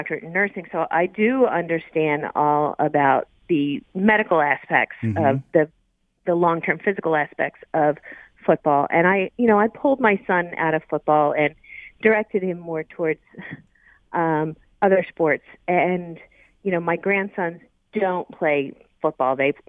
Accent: Philadelphia, Pennsylvania, United States; now in Macomb, United States; So I was born and raised in Philadelphia

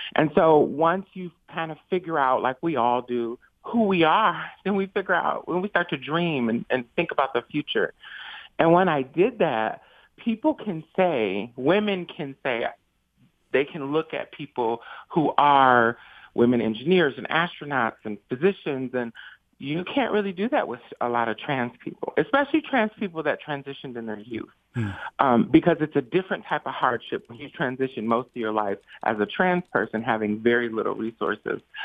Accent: Saginaw, Michigan, United States; I grew up in Saginaw, so it was a very racialized place, very huge Mexican immigrant population

